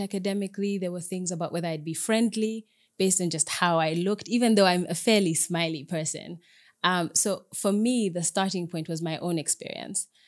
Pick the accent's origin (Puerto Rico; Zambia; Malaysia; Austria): Zambia; I'm Zambian Ugandan, um, but I grew up in Zambia, so I identify more with my Zambianness